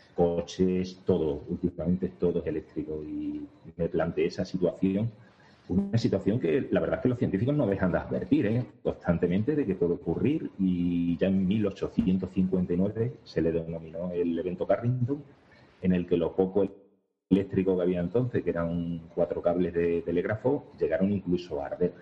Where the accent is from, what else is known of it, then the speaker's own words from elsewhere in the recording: Segura de León, Extremadura, Spain; yo soy de Segura de León